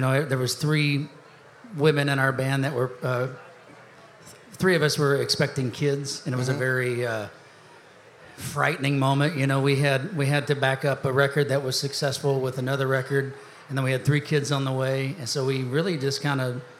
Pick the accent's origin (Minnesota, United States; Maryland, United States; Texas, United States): Texas, United States; born there; I was born in Texas, and it took me about 20 years to get back to Texas, but my heart is right in between the Red River.